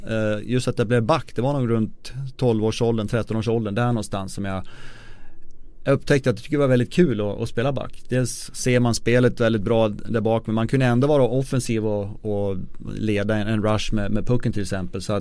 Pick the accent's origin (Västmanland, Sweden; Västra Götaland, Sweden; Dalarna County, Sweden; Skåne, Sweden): Dalarna County, Sweden; Avesta; moved away; also born or lived in Detroit; jag kommer från Avesta i Dalarna